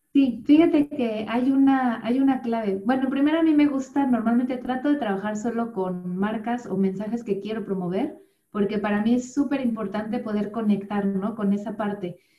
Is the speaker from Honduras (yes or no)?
no; Mexico City, Mexico; moved away as an adult; also born or lived in Cardiff / Chiapas / Bristol; now in Wales, United Kingdom; nací en la Ciudad de México, eh, y pues viví toda mi vida prácticamente ahí en la Ciudad de México